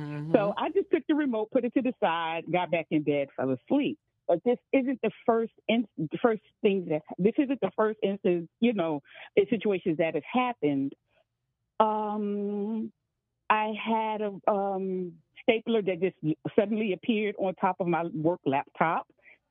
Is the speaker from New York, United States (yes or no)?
yes; New York City, New York, United States; When I had first moved in to my apartment, I'm from New York City, okay